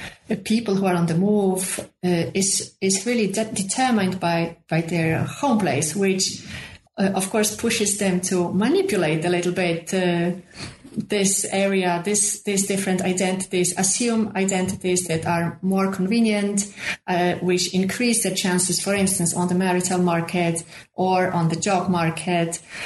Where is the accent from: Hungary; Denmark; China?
China; Hunan; born there; because I was born in Hunan, so Hunan is my home place. And this is the only home place that I have.